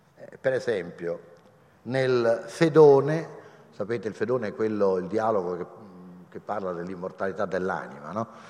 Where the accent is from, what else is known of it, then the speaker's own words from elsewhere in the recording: Rome, Lazio, Italy; io sono romano